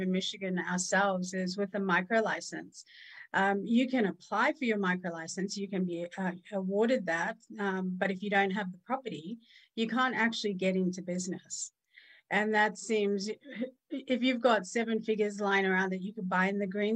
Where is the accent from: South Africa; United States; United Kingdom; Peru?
South Africa; moved away; also born or lived in Australia; I was born in apartheid South Africa. So my mom was very fair and my dad was colored. And we lived in a legalized racist system